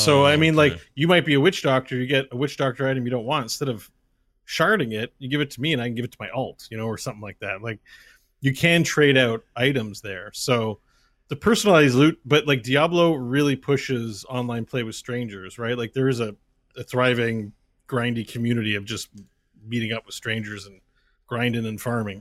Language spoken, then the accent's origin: English; Canada; I'm from Canada, so many farmers there, Scott.